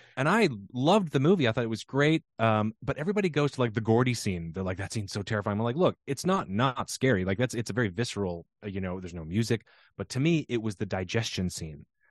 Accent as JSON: {"language": "English", "region": "Pacific Northwest", "country": "United States", "tie": "born or raised there", "said": "growing up in the Pacific Northwest during the sort of Seattle sound boom"}